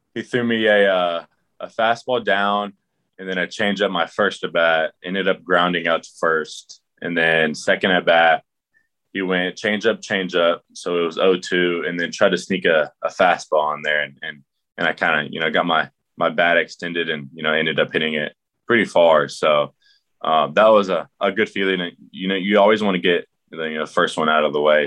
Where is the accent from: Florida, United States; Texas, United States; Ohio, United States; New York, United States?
Texas, United States; Houston; I'm from Houston